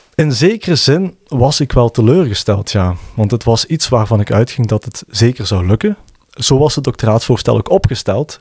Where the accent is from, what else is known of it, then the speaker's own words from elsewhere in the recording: Limburg, Flanders, Belgium; ik ben een Limburger